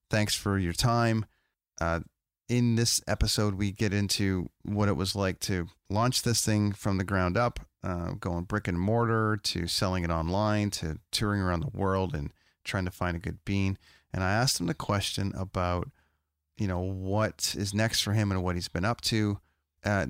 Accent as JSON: {"language": "English", "country": "Canada", "said": "I'm a guy from Canada"}